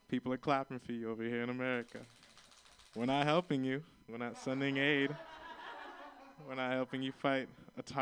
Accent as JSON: {"language": "English", "region": "Florida", "country": "United States", "moved": "yes", "lives_now": "San Francisco, United States", "said": "I'm from Florida"}